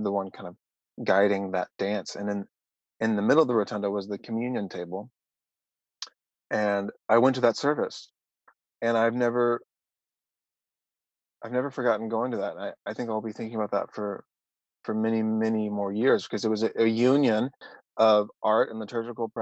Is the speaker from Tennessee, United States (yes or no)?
yes; Nashville, Tennessee, United States; moved away as an adult; also born or lived in Knoxville / Arkansas; now in Los Angeles, United States; I'm from Nashville